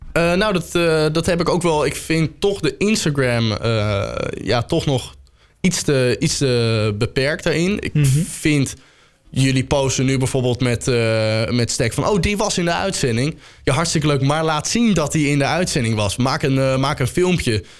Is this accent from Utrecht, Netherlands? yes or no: yes; Soest, Utrecht, Netherlands; ik kom uit Soest